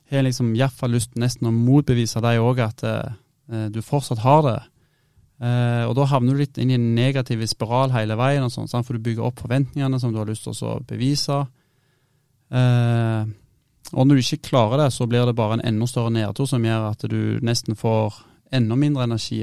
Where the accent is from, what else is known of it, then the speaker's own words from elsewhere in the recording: Stavanger, Rogaland, Norway; moved away as an adult; now in Bodø, Norway; jeg var hjemme i Stavanger